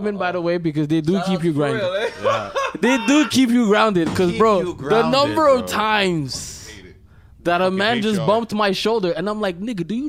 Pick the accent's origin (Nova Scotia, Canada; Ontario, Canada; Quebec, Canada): Quebec, Canada; Montreal; also born or lived in Ahuntsic, Montreal / Pierrefonds/Sources, Montreal; Cartierville, Saint Laurent. That's where I grew up, and then I moved back to St. Charles. Then I moved to Sources. So I'm like pretty much everywhere in the West except for Lachine.